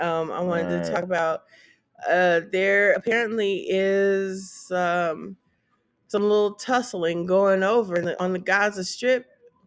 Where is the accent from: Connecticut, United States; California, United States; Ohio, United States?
California, United States; the Bay Area; I'm from the Bay.